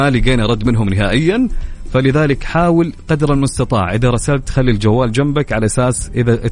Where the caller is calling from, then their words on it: Medina, Medina Province, Saudi Arabia; من المدينه المنوره